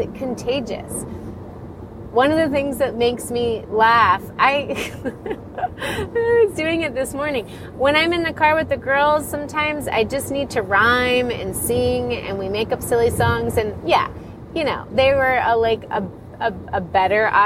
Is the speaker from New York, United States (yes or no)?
no; Florida, United States; moved away; also born or lived in Colorado / Ireland / Denver; I did grow up in Florida